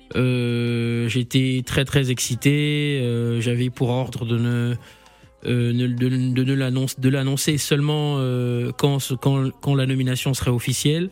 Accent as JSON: {"language": "French", "town": "Libreville", "region": "Estuaire", "country": "Gabon", "tie": "born or raised there", "moved": "yes", "lives_now": "Paris, France", "said": "je suis né à Libreville, j'ai grandi à Bellevue, un petit quartier de Libreville, 3 arrondissement"}